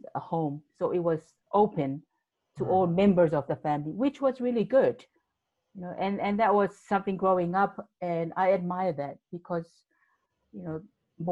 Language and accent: English; Samoa; now in New Zealand; growing up in the islands, and I was born in Samoa, and being the youngest of seven children